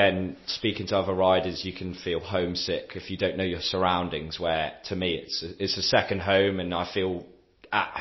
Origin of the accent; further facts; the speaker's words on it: England, United Kingdom; moved away as an adult; now in France; being an English person in France